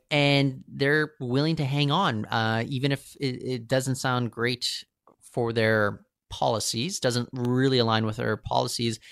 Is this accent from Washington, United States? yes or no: yes; Seattle, Washington, United States; now in Vancouver, Canada; I, I grew up in Seattle.